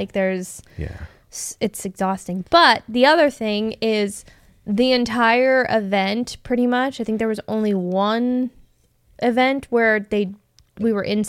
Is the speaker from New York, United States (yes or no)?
no; Arizona, United States; And like, we're from Arizona.